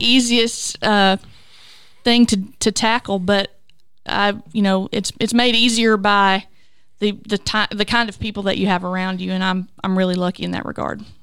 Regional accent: Culleoka, Tennessee, United States; also born or lived in Hickman County, Tennessee; I grew up in Culiaca and, uh, attended Culiaca school for a number of years and then graduated at Columbia Academy

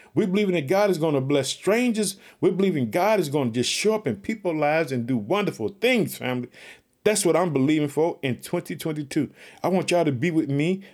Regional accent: United States; now in Chicago, United States; United States is my home country

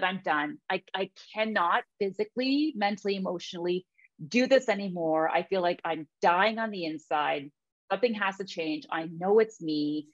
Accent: Ontario, Canada; I'm kind of born and raised here in Ontario

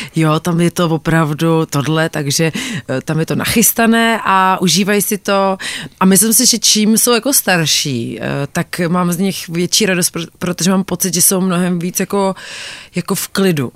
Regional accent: South Bohemian Region, Czechia; já jsem z Jižních Čech

